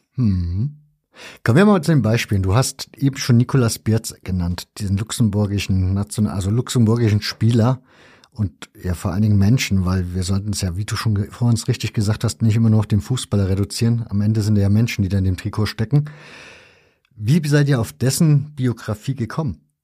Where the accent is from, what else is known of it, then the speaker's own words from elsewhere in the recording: East Germany, Germany; ich bin ja in der DDR zur Schule gegangen, also zumindest den größten Teil meiner Schulzeit habe ich noch in der DDR im Schulunterricht verbracht